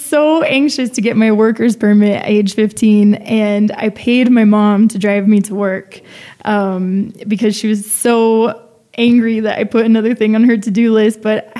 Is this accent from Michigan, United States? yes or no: no; San Diego, California, United States; moved away as an adult; also born or lived in El Paso, Texas / Santa Barbara, California / New York; now in Mexico City, Mexico; I was born in the border town of El Paso, Texas. My grandmother was born in Juarez. I grew up in San Diego, another ciudad frontera.